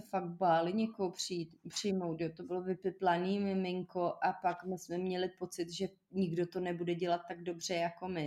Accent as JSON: {"language": "Czech", "country": "Czechia", "said": "my Češi"}